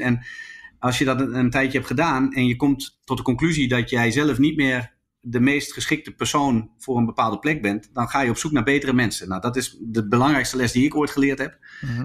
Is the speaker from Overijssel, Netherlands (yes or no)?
yes; Zwolle, Overijssel, Netherlands; also born or lived in Groningen; Zwolle, waar ik vandaan kwam